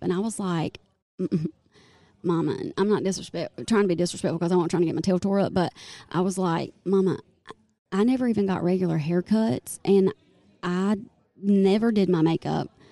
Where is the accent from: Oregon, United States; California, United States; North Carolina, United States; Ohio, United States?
North Carolina, United States; Goldsboro; born or raised there; also born or lived in Wilmington, North Carolina